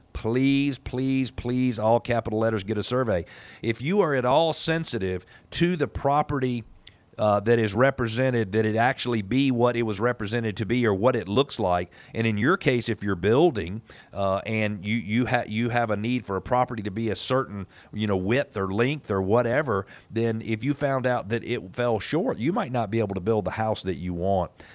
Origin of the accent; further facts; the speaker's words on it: United States; as an American